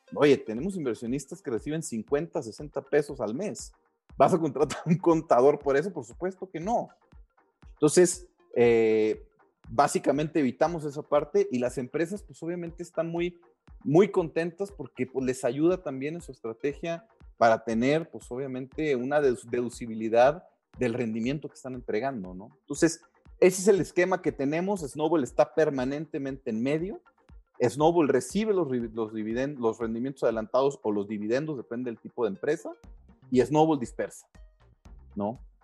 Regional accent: Mexico; nosotros como mexicanos

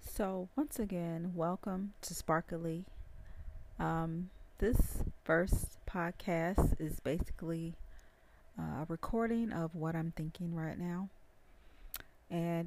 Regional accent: the South, United States; accent: southern twang; I'm from the South. I have a southern twang.

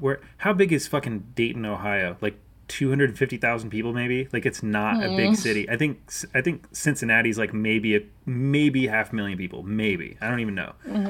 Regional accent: Japan; I mean, I grew up in Japan. I lived in Japan like not too long after SARS

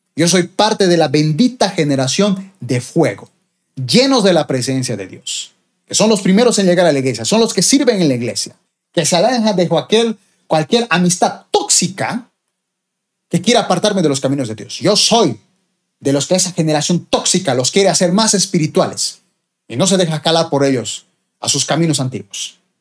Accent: Bolivia; mi país, Bolivia

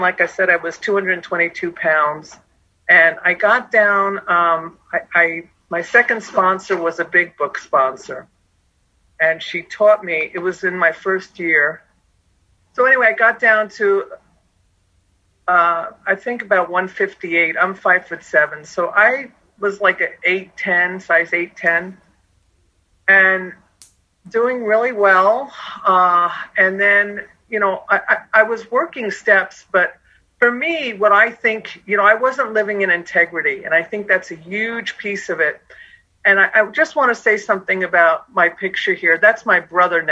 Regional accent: Long Island, New York, United States; moved away; also born or lived in Phoenix, Arizona; I'm from New York originally, Long Island

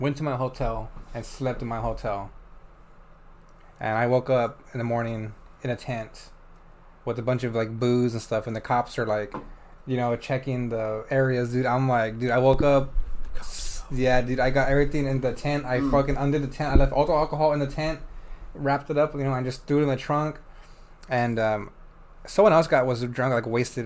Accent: San Antonio, Texas, United States; We're from San Antonio.

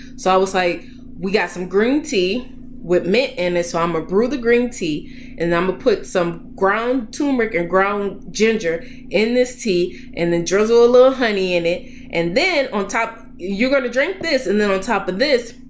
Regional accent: New Orleans, Louisiana, United States; moved away as an adult; also born or lived in Boston; I'm from New Orleans. So Boston is a long way from home

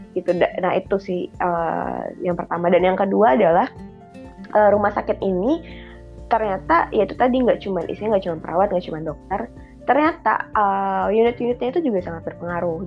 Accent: Palembang, South Sumatra, Indonesia; moved away; also born or lived in Bandung / Jakarta; aku mulainya penempatannya itu buat yang di Palembang gitu. Jadi pulang ke rumah

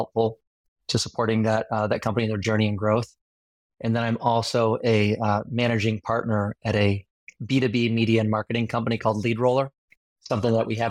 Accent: Northern Michigan, United States; moved away; I grew up in Northern Michigan, born and raised

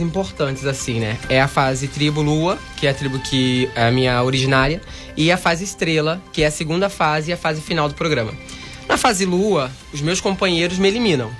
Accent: Angra dos Reis, Rio de Janeiro, Brazil; moved away as an adult; also born or lived in Portugal / Spain; sou de Angra

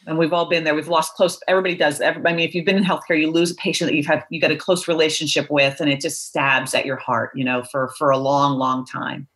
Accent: Philadelphia, Pennsylvania, United States; moved away as an adult; also born or lived in Baltimore / Northeast US; I grew up pretty much in the suburbs of Philadelphia most of my life

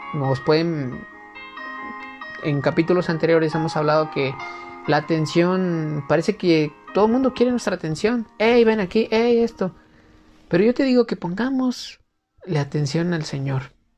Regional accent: Mexico; en mi país, por ejemplo en México

